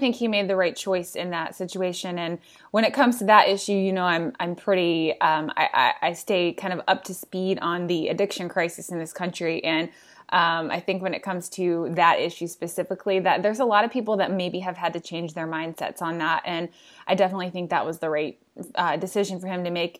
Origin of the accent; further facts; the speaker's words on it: Indiana, United States; moved away as an adult; also born or lived in Washington, D.C.; I'm from Indiana